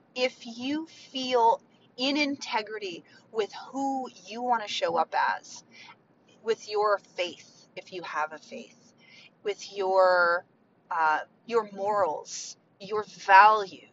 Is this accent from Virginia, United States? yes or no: yes; Mount Vernon, Virginia, United States; My home is Virginia. I grew up right outside of Mount Vernon